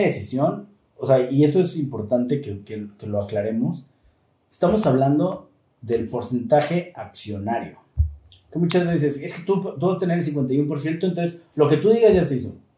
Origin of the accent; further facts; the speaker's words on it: Mexico; como mexicanos fallamos muchísimo